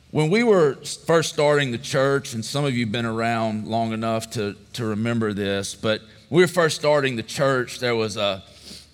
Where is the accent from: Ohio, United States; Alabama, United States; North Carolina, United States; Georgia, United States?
Georgia, United States; Statesboro; when I was 10 years old, we moved to Statesboro. So I pretty much grew up here. This was my hometown